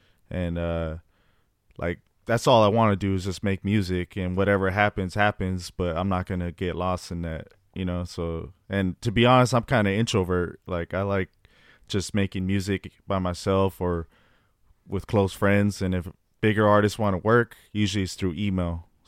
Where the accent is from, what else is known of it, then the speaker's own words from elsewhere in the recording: Los Angeles, California, United States; also born or lived in Fresno; Well, I was born in Fresno, California, but then I moved to Los Angeles at a young age. I was probably like 7 years old. Mm-hmm. I moved to South Central Los Angeles